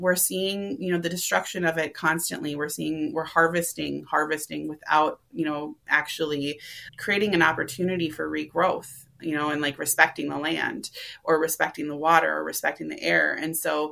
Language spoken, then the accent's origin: English; Minneapolis, Minnesota, United States; I grew up in Minneapolis, I was educated in the Minneapolis public school system.